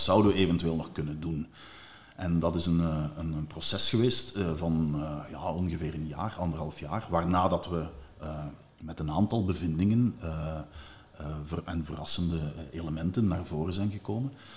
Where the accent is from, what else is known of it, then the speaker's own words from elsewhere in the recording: Limburg, Flanders, Belgium; in het Limburgs, waar ik vandaan kom